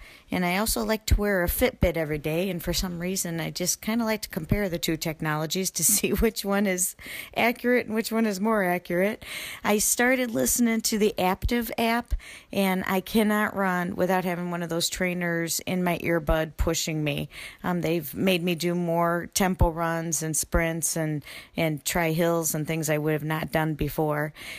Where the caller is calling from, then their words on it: Illinois, United States; I'm calling from Illinois.